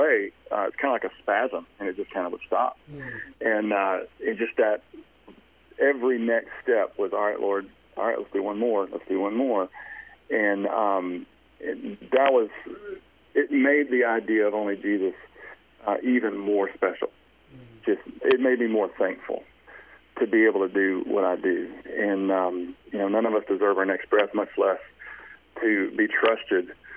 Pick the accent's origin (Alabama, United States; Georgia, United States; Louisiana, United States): Georgia, United States; I'm from Georgia. We don't sound that bright when we talk.